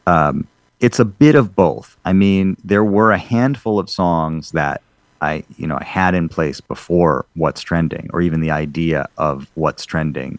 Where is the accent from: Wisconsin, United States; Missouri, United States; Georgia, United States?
Wisconsin, United States; Madison; growing up in Madison, Wisconsin, in this Jewish community